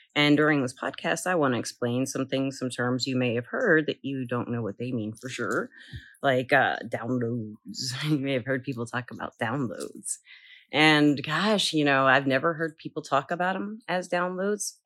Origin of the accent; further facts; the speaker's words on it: the South, United States; I'm from the South